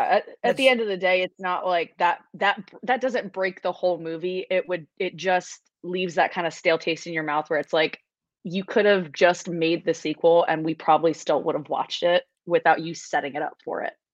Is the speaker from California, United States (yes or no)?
no; New York City, New York, United States; I grew up in New York City, so like we didn't have a lot of nature around